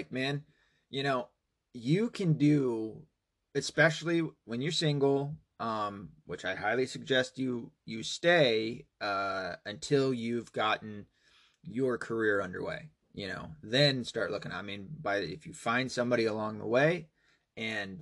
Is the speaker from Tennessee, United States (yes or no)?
yes; Tennessee, United States; moved away; my hometown, Tennessee. Hometown, home state